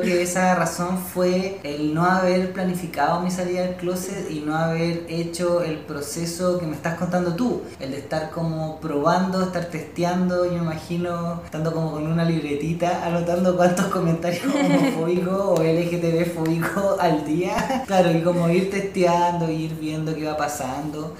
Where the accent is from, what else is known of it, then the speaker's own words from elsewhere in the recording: Chile; tenemos aquí como sociedad chilena